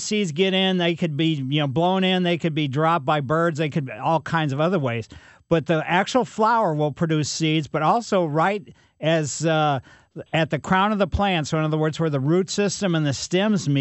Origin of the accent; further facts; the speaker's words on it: Ellisville, United States; I grew up in Ellisville